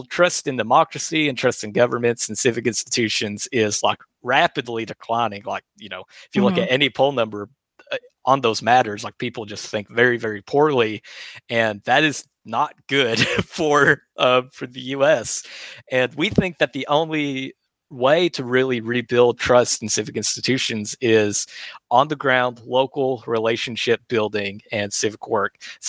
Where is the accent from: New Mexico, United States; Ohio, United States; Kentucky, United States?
Kentucky, United States; Jackson County; now in Lexington, United States; I grew up in Jackson County and, you know, love it there so much.